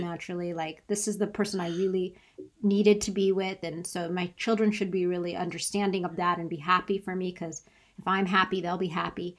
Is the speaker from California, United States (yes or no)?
yes; San Diego, California, United States; moved away; also born or lived in Tallahassee; I'm from San Diego